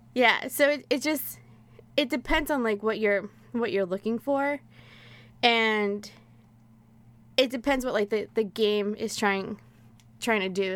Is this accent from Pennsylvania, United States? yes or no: no; New York City, New York, United States; now in New Jersey, United States; I grew up in Queens, but I live in Jersey now